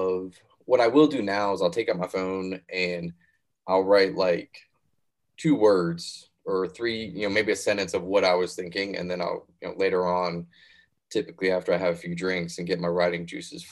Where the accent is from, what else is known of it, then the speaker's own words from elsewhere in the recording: Virginia, United States; I'm from Virginia